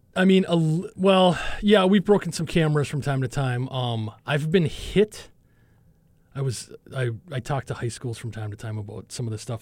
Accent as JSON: {"language": "English", "region": "Minnesota", "country": "United States", "moved": "as an adult", "said": "where I'm from in, in Minnesota"}